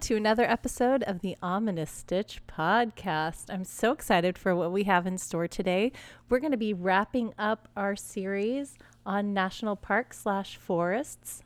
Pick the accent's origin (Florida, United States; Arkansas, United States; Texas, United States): Texas, United States; now in Southern California, United States; I grew up in Texas